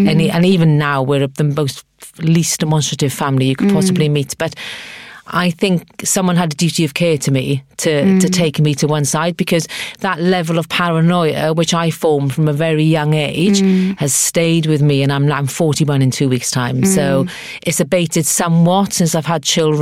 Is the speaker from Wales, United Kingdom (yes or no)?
yes; Abercynon, Wales, United Kingdom; moved away; I was brought up in the South Wales Valleys in a place called Abercynon.